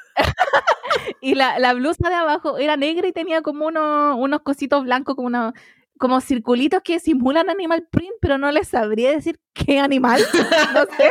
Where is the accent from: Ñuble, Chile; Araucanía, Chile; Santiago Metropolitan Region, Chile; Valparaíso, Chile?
Santiago Metropolitan Region, Chile; Melipilla; soy de las Melipillas